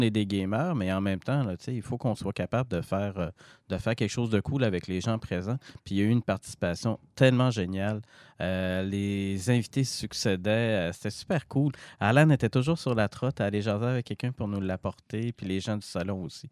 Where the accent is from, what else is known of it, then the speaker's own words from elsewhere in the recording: Jonquière, Quebec, Canada; je suis de Jonquière.